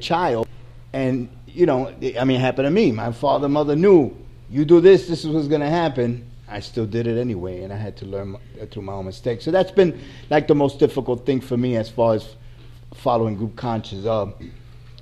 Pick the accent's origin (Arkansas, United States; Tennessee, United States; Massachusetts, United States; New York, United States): New York, United States; I'm from New York.